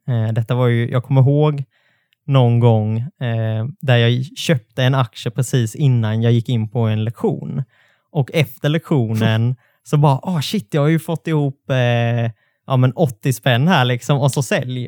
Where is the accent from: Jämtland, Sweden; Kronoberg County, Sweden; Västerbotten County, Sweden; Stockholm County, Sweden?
Kronoberg County, Sweden; near Alvesta, Småland; Det är ju bara ett stenkast från där jag är uppvuxen